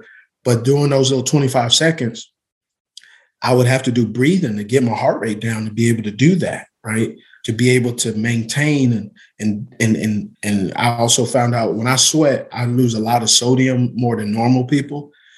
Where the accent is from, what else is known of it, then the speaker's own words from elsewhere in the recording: California, United States; I'm from Cali, so organic, and you know, I love sourdough and fresh orange juice.